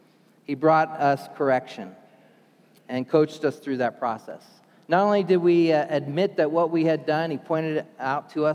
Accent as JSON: {"language": "English", "region": "New Jersey", "country": "United States", "tie": "born or raised there", "moved": "yes", "said": "I was born in Jersey, New Jersey"}